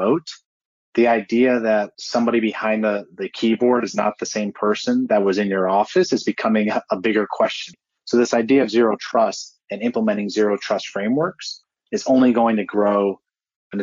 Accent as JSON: {"language": "English", "town": "Cleveland", "region": "Ohio", "country": "United States", "said": "I'm also from Cleveland"}